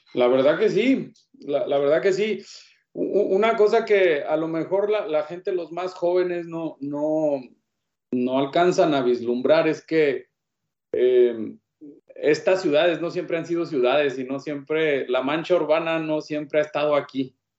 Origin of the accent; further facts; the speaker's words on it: Hidalgo del Parral, Chihuahua, Mexico; also born or lived in El Paso, Texas; yo soy nativo del estado de Chihuahua, soy originario de, de Parral.